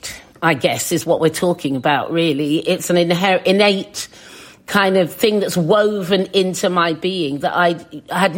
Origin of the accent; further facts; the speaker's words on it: Suffolk, East of England, United Kingdom; now in London, United Kingdom; when I was a kid, because I was in Suffolk